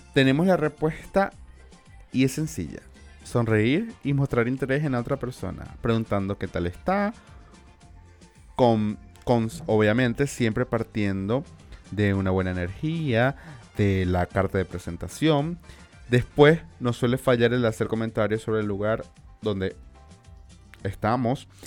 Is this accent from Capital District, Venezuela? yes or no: no; Maracaibo, Zulia, Venezuela; accent: Maracucho; tenéis como maracucho y no como español